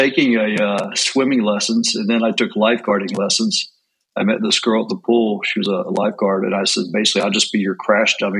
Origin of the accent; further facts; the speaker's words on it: East Tennessee, United States; also born or lived in Maryland; We actually grew up in Maryland and moved to East Tennessee.